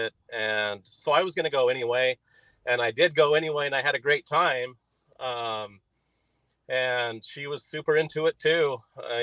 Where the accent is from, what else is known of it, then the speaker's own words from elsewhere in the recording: Utah, United States; I'm from Utah originally